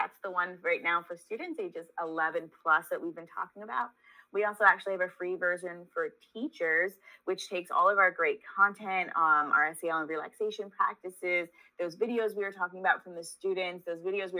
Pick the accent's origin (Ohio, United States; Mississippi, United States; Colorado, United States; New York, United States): New York, United States; I grew up in New York. If anybody's savvy, they can pick up on the accent